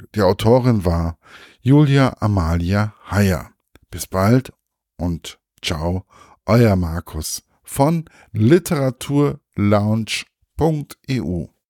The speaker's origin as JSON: {"language": "German", "country": "Germany", "said": "bei uns in Deutschland"}